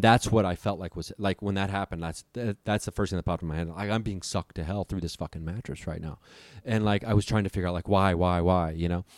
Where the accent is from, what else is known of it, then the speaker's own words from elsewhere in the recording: Dayton, Ohio, United States; moved away as an adult; also born or lived in California; Dayton, Ohio, my hometown